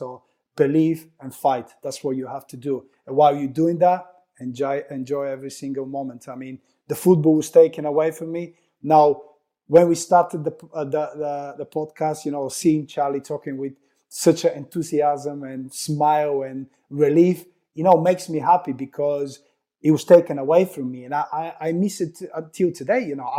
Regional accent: Bulgaria; now in United Kingdom; No, not at all. Not at all. I've seen some friends been interesting about the horse racing, but I haven't since. But when I moved to UK, then I really realized how big is it.

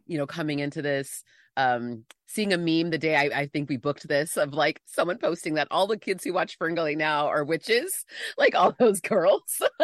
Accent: San Diego, California, United States; moved away as an adult; now in Los Angeles, United States; I'm in L A now, but I grew up in San Diego

